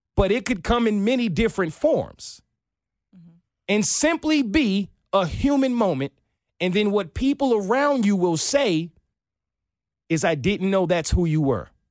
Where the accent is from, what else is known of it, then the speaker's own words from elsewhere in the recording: New York, United States; my upbringing, growing up in New York